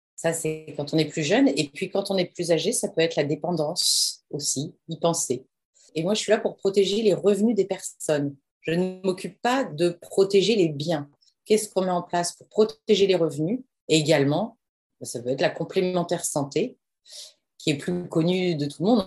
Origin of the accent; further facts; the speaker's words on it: Amiens, Hauts-de-France, France; j'ai grandi à Amiens, dans un petit village à côté d'Amiens